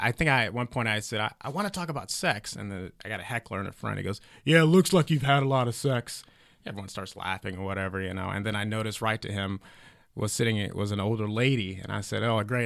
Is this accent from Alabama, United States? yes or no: yes; Heflin, Alabama, United States; now in Los Angeles, United States; very small town called Heflin. Uh, but it is 15 minutes away from Talladega National Speedway